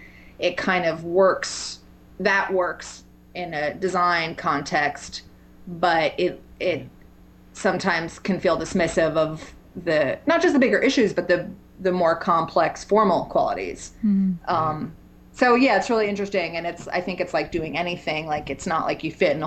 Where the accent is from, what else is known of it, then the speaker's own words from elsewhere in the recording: New York City, New York, United States; moved away as an adult; now in Asheville, United States; I grew up in New York in the city and had lived there pretty much my whole life